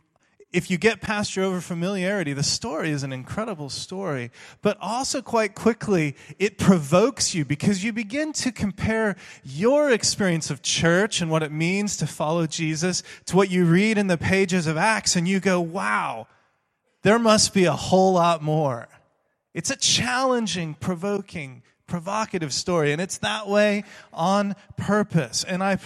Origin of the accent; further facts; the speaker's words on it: Texas, United States; now in Sheffield, United Kingdom; I'm from Texas originally, and I no longer say y'all and things like that, so you'll be glad to know.